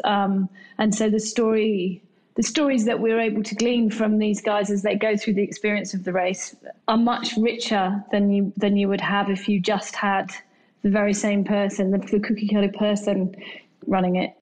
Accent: England, United Kingdom; now in Australia; Being English myself

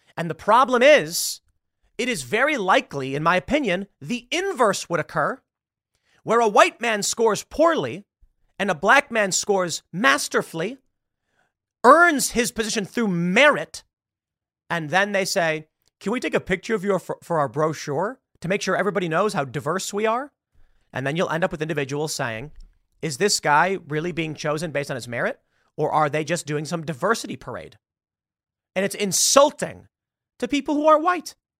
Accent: Chicago, Illinois, United States; moved away; I'm from Chicago. I grew up in an urban liberal area

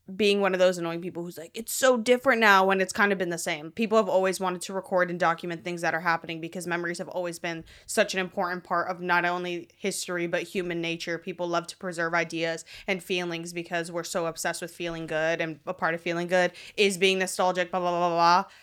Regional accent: Miami, Florida, United States; now in Los Angeles, United States; I'm from Miami.

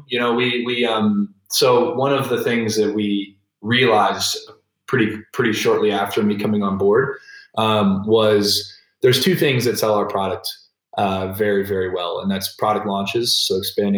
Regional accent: United States; As an American

